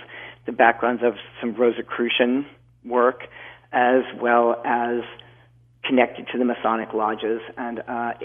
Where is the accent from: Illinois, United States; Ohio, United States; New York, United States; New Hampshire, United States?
New Hampshire, United States; I grew up in the woods of New Hampshire